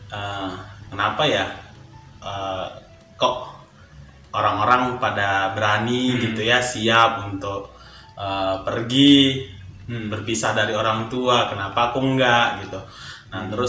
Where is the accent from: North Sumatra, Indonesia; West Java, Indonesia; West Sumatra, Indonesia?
North Sumatra, Indonesia; Medan; now in Bandung, Indonesia; oh iya ya saya dari Medan